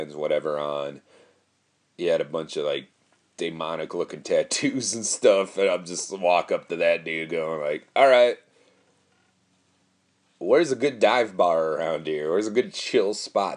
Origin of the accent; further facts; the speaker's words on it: Madison, Wisconsin, United States; accent: Wisconsin; Of course I sound like from Wisconsin